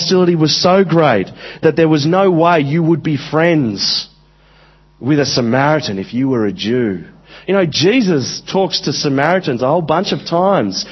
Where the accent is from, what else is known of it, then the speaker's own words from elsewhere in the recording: Central Coast, New South Wales, Australia; I grew up in Australia. I grew up on the Central Coast, which is a very Anglo place